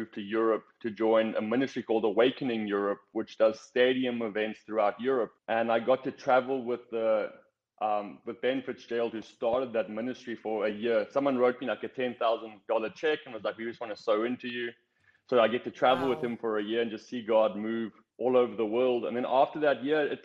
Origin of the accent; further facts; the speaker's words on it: South Africa; moved away as an adult; I grew up in South Africa.